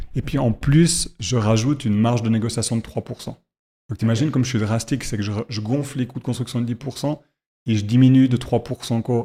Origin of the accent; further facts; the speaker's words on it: Fribourg, Switzerland; je suis fribourgeois